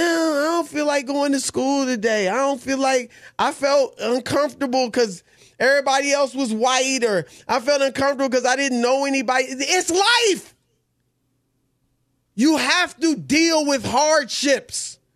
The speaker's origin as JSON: {"language": "English", "town": "Baton Rouge", "region": "Louisiana", "country": "United States", "tie": "born there", "also_born_or_lived": "Cincinnati / Indianapolis / Syracuse / Des Moines", "said": "I was born in Baton Rouge. I lived in Cincinnati, Ohio, Indianapolis, Indiana, Syracuse, New York, Des Moines, Iowa, Cleveland, Ohio."}